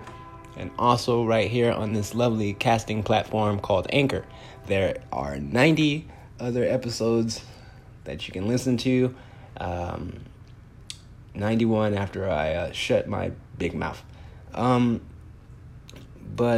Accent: Compton, California, United States; now in Phoenix, United States; I'm a 10-year comedian in the Phoenix, Arizona area. I'm originally from Compton, California

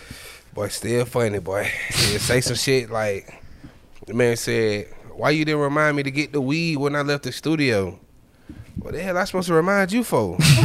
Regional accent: Gwinnett, north side of Atlanta, Georgia, United States; I'm from the north for real. Like, now we really get active in the north, Gwinnett.

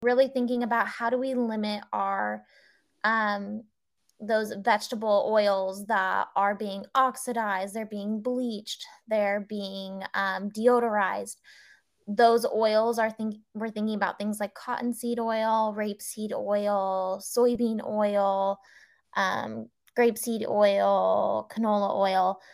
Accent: California, United States; moved away as an adult; also born or lived in Singapore; we moved back to my home state of California

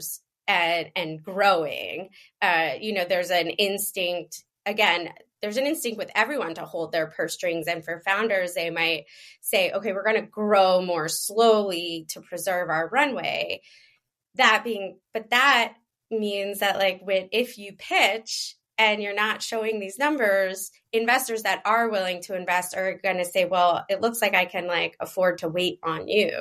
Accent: Philadelphia, Pennsylvania, United States; I'm from Philadelphia

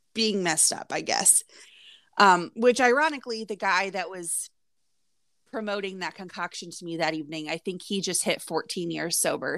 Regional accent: Indiana, United States; also born or lived in Florida; We're from the Midwest, I'm from Indiana

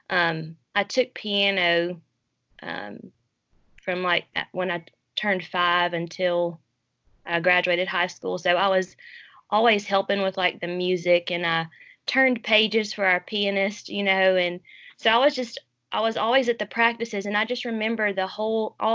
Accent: New Orleans, Louisiana, United States; born there; I was born in New Orleans while my parents were in seminary.

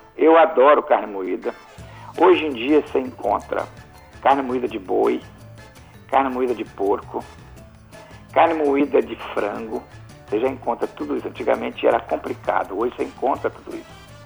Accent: Alegre, Espírito Santo, Brazil; eu sou do Principado do Alegre

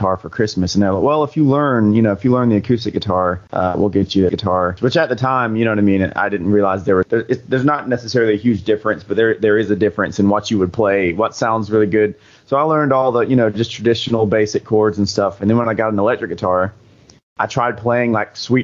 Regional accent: Quitman, Georgia, United States; also born or lived in Valdosta, Georgia; I think I was born in Valdosta, which is right next to Quitman. I've lived here all my life

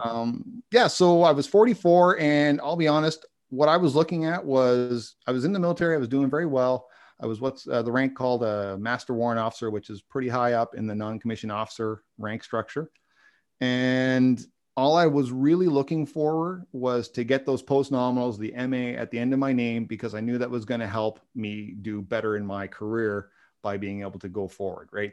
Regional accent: Canada; I'm a Canadian

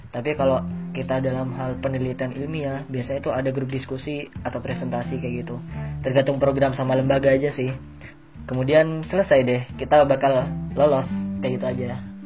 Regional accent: Madura, East Java, Indonesia; moved away as an adult; now in South Korea; kita dari Madura

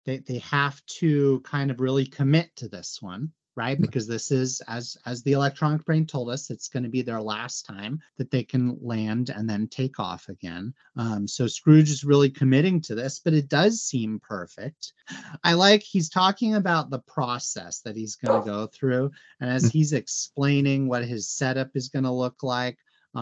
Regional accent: Arizona, United States; I'm from Arizona

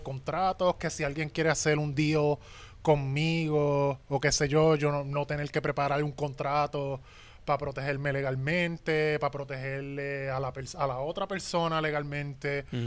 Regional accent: Puerto Rico; todos los puertorriqueños somos iguales

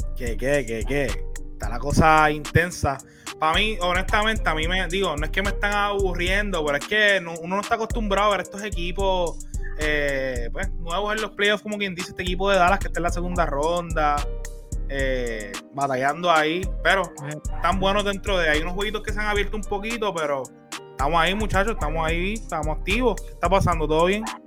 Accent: Puerto Rico; somos de Puerto Rico, orgullosos de nuestra patria

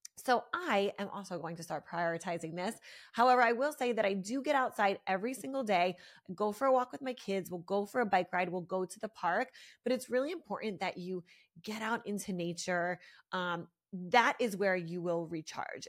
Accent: Philadelphia, Pennsylvania, United States; moved away as an adult; now in South Florida, United States; I'm from Philly. I grew up there for, I lived there for twenty-six years

